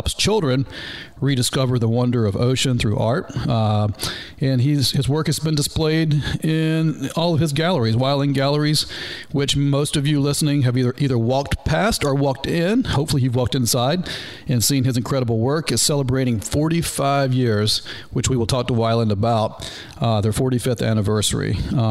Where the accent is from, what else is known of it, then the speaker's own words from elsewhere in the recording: North Georgia, United States; now in Florida Keys, United States; I am a doofus from North Georgia